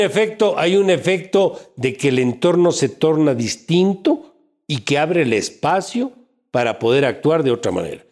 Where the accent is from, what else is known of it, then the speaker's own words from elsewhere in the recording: Ecuador; como ecuatoriano